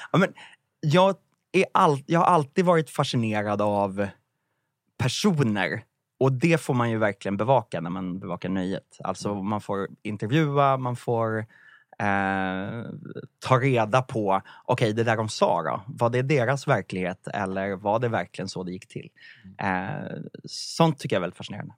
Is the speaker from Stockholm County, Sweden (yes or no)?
yes; Vallentuna, Stockholm County, Sweden; jag kommer från Vallentuna och eh, i en parallellklass till mig på gymnasiet gick en av Lasse Holms söner